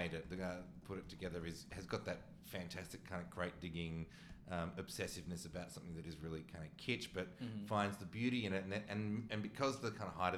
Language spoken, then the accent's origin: English; Australia; I, as an Australian